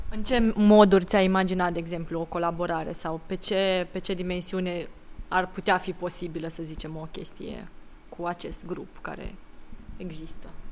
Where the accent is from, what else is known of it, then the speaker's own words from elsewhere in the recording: Timișoara, Timiș County, Romania; Timișoara, adică de, de acolo de unde sunt eu